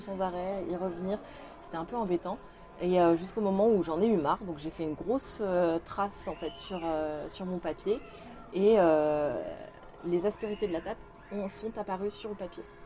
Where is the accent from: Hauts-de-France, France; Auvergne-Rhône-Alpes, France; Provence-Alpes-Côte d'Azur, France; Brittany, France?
Auvergne-Rhône-Alpes, France; Lyon; moved away as an adult; now in Paris, France; Donc j'ai grandi à Lyon. Euh, j'ai passé toute mon enfance là-bas